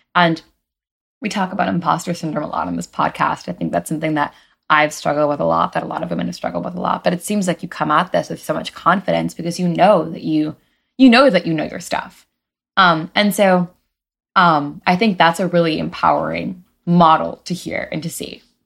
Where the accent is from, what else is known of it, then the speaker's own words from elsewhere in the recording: New York, United States; I'm from New York.